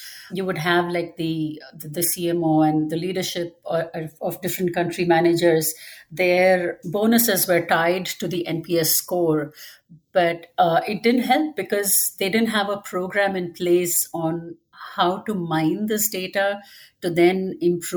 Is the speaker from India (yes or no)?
yes; India; moved away as an adult; now in Dallas, United States; I was raised in India